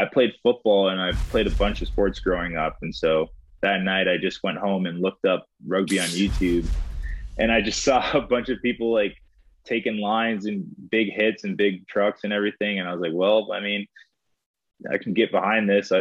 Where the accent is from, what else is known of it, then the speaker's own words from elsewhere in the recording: Minneapolis, Minnesota, United States; moved away; We grew up in Minneapolis